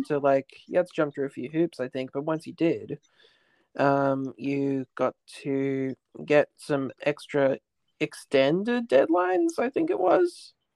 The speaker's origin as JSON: {"language": "English", "country": "Australia", "tie": "born or raised there", "said": "growing up in Australia"}